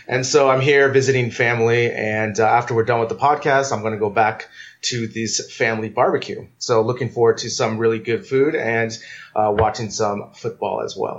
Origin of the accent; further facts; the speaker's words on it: United States; as an American